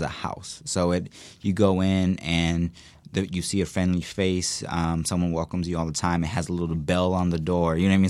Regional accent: Chicago, Indiana, United States; also born or lived in Bloomington, Indiana; I grew up in Chicago, Indiana. It's a small little city up north.

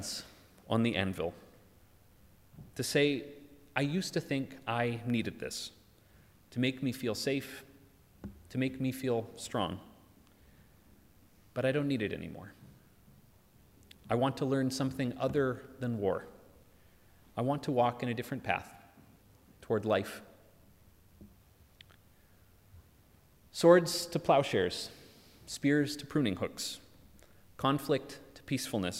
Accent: United States; moved away; In my home country, so enamored with firearms

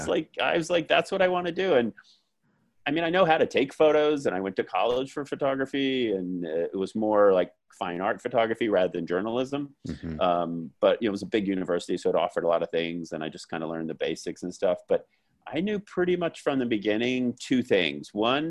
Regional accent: Florida, United States; also born or lived in Hawaii / California; So that's why I say grew up in Florida, born there, but like high school years, more f

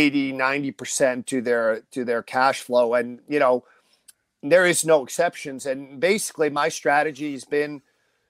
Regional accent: northern New Jersey, United States; we're up north. We're up north

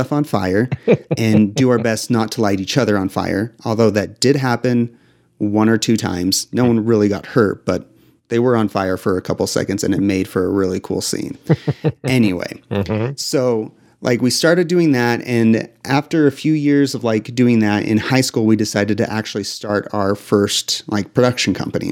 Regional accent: Utah, United States; I grew up in Utah

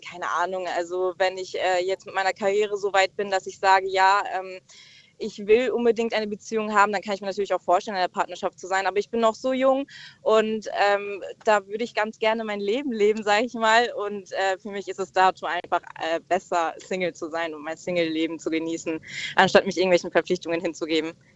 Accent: Mannheim, Baden-Württemberg, Germany; ich komme aus Mannheim

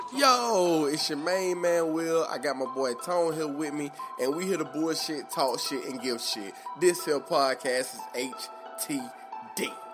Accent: the South, United States; I'm from the South

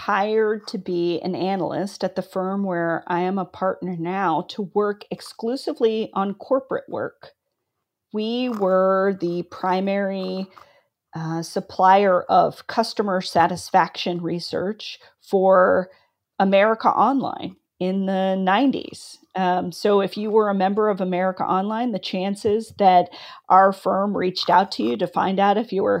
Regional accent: California, United States; also born or lived in Philippines; So I was born near San Diego. My dad was stationed at Port Hueneme, so we lived near there. And then we moved to the Philippines, where we used to have a military base. And then we moved back to California.

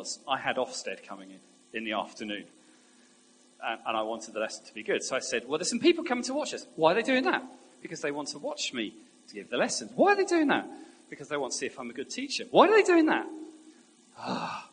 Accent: England, United Kingdom; we're English

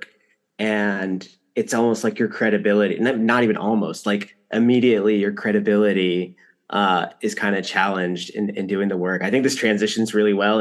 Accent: Stone Mountain, Georgia, United States; also born or lived in Orlando, Florida; I moved back to Stone Mountain, which was predominantly Black

